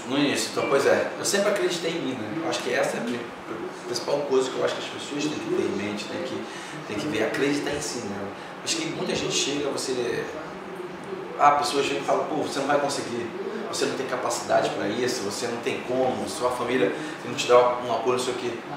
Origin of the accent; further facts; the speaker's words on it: Campos dos Goytacazes, Rio de Janeiro, Brazil; moved away as an adult; saí da minha cidade natal, a qual eu quero deixar um abraço aqui pro pessoal de Campos.